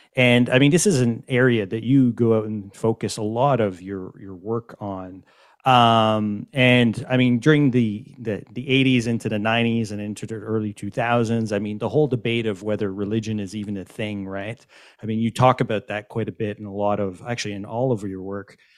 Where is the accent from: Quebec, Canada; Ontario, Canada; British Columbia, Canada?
Quebec, Canada; Montreal; I'm from Montreal